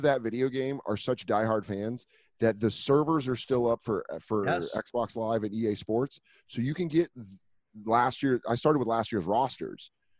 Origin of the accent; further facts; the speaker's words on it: Colorado, United States; now in New York, United States; I'm from Colorado